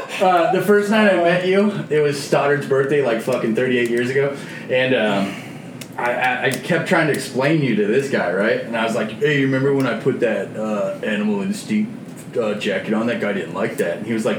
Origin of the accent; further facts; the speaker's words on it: Scotland, United Kingdom; Yeah, I'm Scottish.